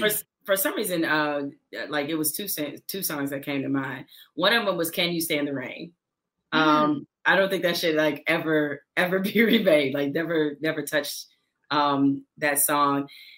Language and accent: English; Detroit, Michigan, United States; I'm from Detroit